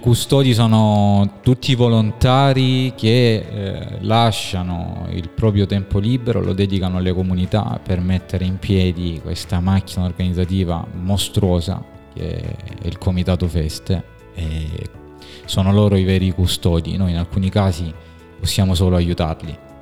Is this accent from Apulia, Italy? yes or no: yes; Squinzano, Apulia, Italy; ero talmente legato alla, alla, mia comunità, al mio paese d'origine che è Squinzano